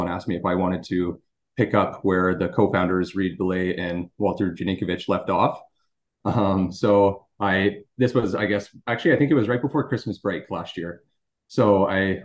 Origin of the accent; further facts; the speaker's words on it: Drayton Valley, Alberta, Canada; also born or lived in Calgary / Edmonton; I'm originally from Drayton Valley, which is a small town a little west of Edmonton